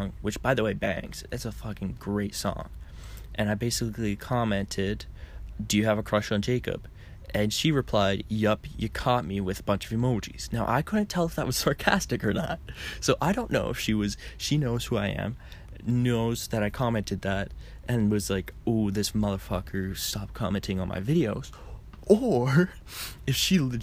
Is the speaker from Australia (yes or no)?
no; Canada; I'm Canadian